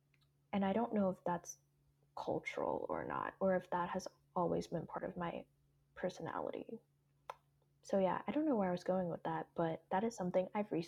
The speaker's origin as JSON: {"language": "English", "country": "Hong Kong", "tie": "born or raised there", "second_language": "English", "said": "my background with English is that I grew up in Hong Kong. I learned English in kindergarten and all the way up."}